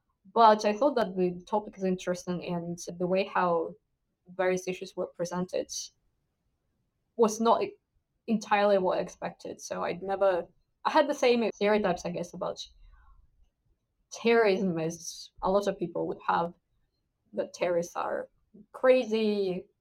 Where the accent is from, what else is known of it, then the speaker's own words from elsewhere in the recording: Russia; moved away as an adult; now in United Kingdom; I'm originally from Russia. So I did my degree in international relations in my hometown